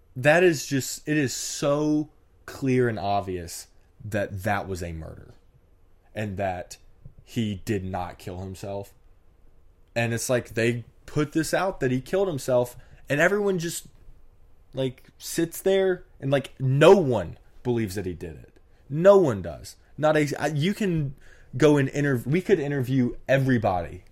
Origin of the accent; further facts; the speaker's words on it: Mississippi, United States; I'm from Mississippi